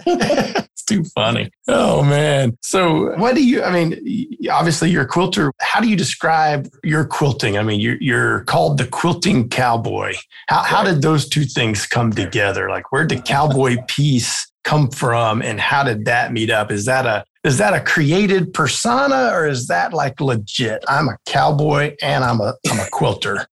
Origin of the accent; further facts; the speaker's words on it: South Louisiana, United States; I'm from South Louisiana